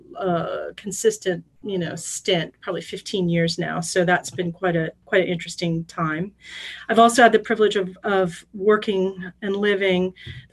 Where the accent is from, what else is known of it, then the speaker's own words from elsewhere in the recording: St. Louis, Missouri, United States; moved away as an adult; also born or lived in France; I'm a Midwesterner, so grew up in St. Louis, Missouri, one of five kids.